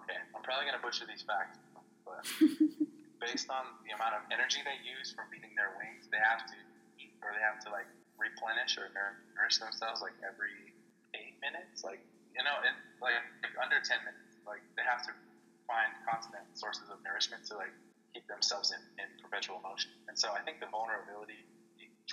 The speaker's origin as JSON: {"language": "English", "town": "Casa Grande", "region": "Arizona", "country": "United States", "tie": "born or raised there", "said": "growing up in Casa Grande"}